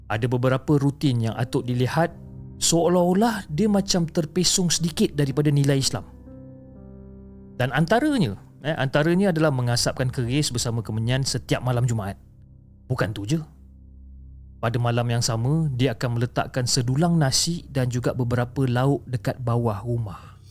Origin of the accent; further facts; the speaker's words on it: Seri Menanti, Negeri Sembilan, Malaysia; saya ini berasal daripada Seri Menanti Negeri Sembilan dan saya menetap dekat kampung bersama keluarga semasa kecil dan berjiran dengan atuk.